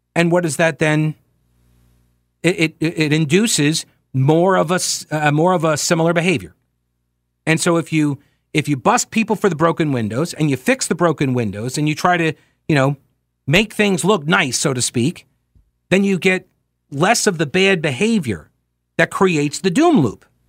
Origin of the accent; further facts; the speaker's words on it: Long Island, New York, United States; moved away; I'm originally from Long Island, I grew up about fifty miles east of the city.